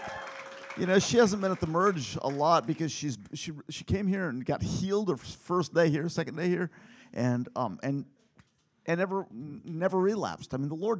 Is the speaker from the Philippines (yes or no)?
yes; Philippines; now in United States; growing up in the Philippines